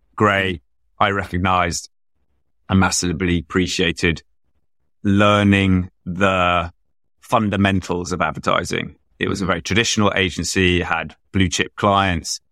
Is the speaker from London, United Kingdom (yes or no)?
yes; London, United Kingdom; I grew up in London, proudly took the tube to school